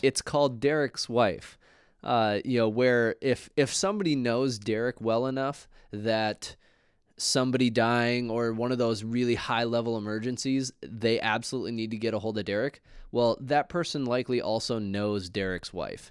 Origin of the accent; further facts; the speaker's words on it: Minnesota, United States; we're both from Minnesota